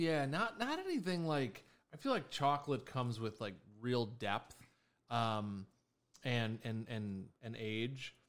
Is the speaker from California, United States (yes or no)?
no; Chicago, Illinois, United States; Born and raised in Chicago